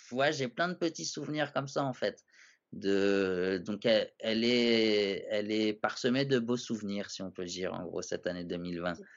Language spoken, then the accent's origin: French; Paris, Île-de-France, France; je connaissais pas vraiment Paris alors que je suis un Parisien